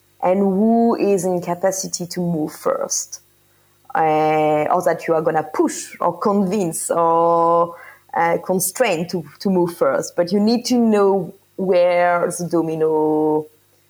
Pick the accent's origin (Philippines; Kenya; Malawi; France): France; I am from France, which is a country with an energy mix based mostly on nuclear.